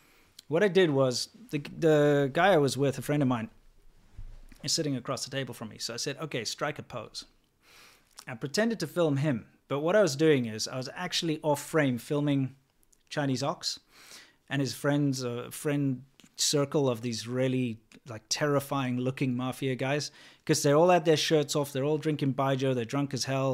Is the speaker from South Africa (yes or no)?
yes; South Africa; I grew up in South Africa, kind of on the farms and that sort of thing.